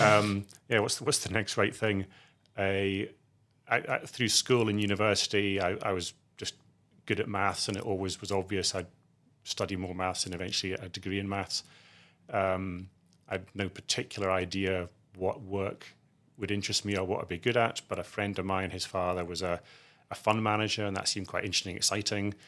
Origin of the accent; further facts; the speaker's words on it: outside Edinburgh, Scotland, United Kingdom; I grew up in Scotland, outside Edinburgh.